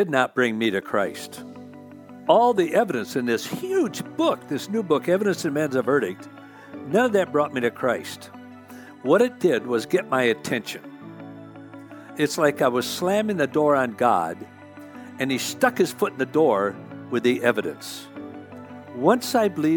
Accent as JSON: {"language": "English", "town": "Union City", "region": "Michigan", "country": "United States", "tie": "born or raised there", "said": "I grew up in Union City, Michigan"}